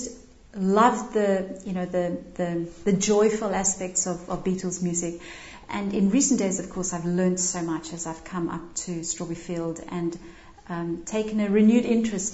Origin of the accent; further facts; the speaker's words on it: Cape Town, Western Cape, South Africa; now in Liverpool, United Kingdom; I grew up in Cape Town and joined the Salvation Army as a teenager